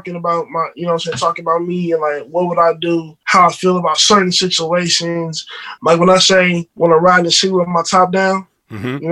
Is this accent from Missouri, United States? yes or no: yes; St. Louis, Missouri, United States; I'm born and raised in St. Louis